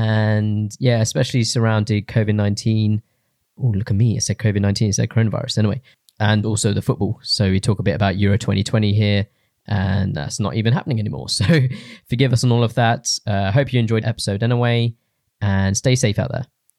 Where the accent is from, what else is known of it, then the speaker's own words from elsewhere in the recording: Rainham, London, United Kingdom; No, I used to be like, I'm from Raynham. That would be the first thing.